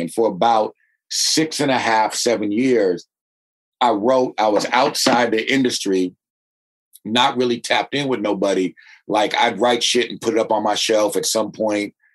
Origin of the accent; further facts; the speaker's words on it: Berkeley, California, United States; I'm from Berkeley, right next door to uh, uh, Oakland, and grew up in a very very working class, old school working class neighborhood.